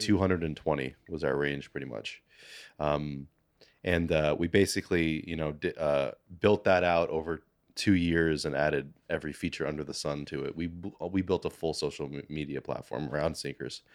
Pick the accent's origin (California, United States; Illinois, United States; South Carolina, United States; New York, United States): New York, United States; New York City; I was born in Manhattan, um, went to, you know, school and everything here my whole life